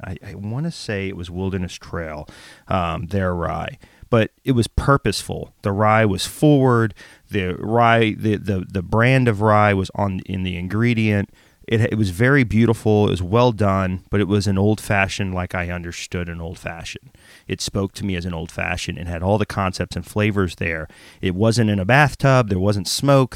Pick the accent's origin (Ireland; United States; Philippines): United States; the South; I grew up very poor in the South